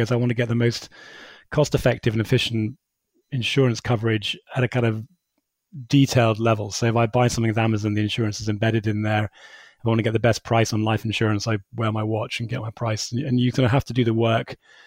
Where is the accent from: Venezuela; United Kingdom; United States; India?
United Kingdom; we're British